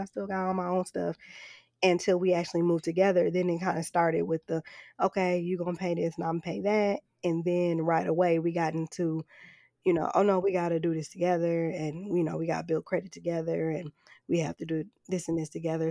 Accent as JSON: {"language": "English", "town": "Flint", "region": "Michigan", "country": "United States", "tie": "born or raised there", "moved": "yes", "said": "growing up in Flint"}